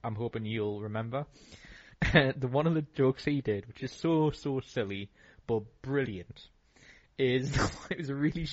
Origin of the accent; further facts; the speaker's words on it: United Kingdom; as British